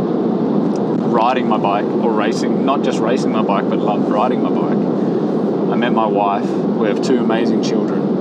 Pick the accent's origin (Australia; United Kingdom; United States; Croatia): Australia; now in Girona, Spain; I am Australian at heart still